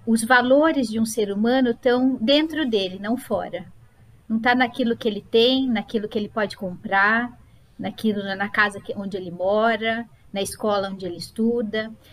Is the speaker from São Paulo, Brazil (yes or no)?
yes; Sorocaba, São Paulo, Brazil; eu nasci em Sorocaba, é minha cidade de origem